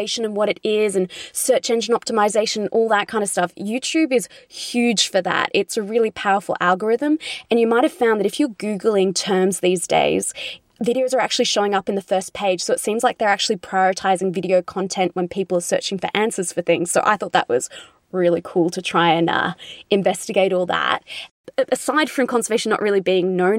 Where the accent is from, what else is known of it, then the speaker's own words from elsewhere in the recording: Australia; accent: Australian; you can probably tell from my accent, I'm from Australia.